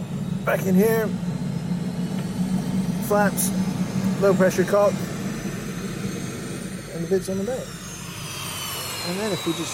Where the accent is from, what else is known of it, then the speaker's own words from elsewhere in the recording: Canada; being a Canadian